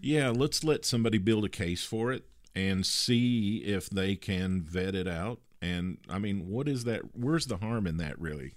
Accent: Kentucky, United States; a girl that I grew up with in Kentucky

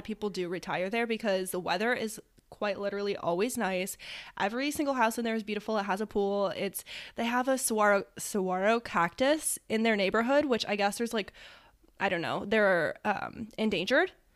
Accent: Ohio, United States; we are from Ohio, live in Ohio

